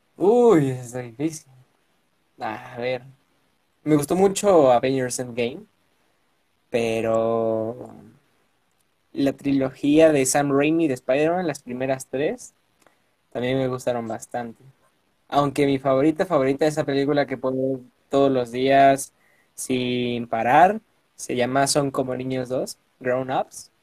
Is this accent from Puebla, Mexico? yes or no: yes; Puebla, Mexico; Yo nací y resido en Puebla de Zaragoza, a dos horas de la capital, acá en, la bella Puebla